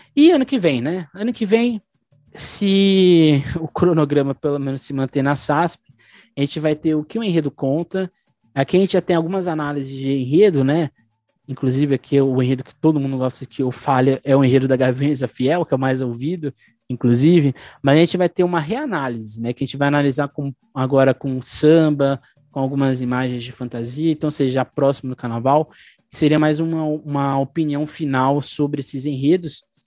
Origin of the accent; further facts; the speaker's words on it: São Paulo, Brazil; nós enquanto paulistanos